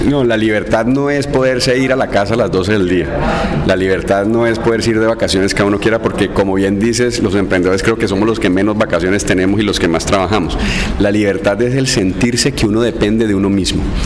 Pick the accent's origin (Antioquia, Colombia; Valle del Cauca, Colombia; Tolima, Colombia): Valle del Cauca, Colombia; Cali; yo, soy un caleño básico